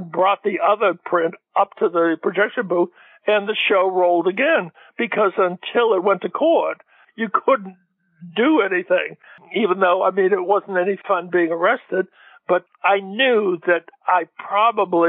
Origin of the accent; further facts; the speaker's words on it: Gloucester, Massachusetts, United States; moved away; the Gloucester Daily Times in my hometown